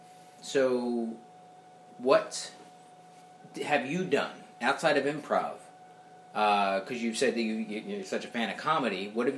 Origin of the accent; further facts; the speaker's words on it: Philadelphia, Pennsylvania, United States; I'm from Northeast Philly